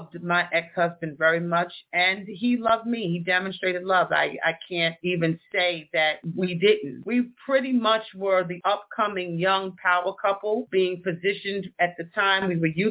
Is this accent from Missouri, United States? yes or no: no; New York City, New York, United States; also born or lived in Westchester County, New York / Freeport, Long Island; I was born and raised in the Bronx